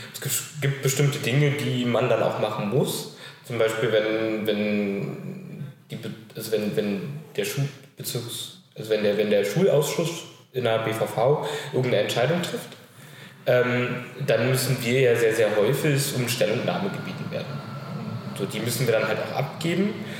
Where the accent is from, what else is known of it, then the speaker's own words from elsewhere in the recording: Berlin, Germany; Ich äh, komme aus Berlin, bin hier geboren und wohne äh, die 18 Jahre, die ich alt bin, jetzt auch schon immer in Pankow